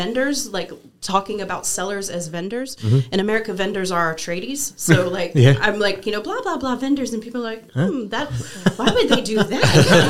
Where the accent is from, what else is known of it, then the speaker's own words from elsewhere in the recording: Wisconsin, United States; born there; also born or lived in West Texas; lived in West Texas for 4 years, so I say things like y'all and all y'all, and that'll come out. I was born in Wisconsin.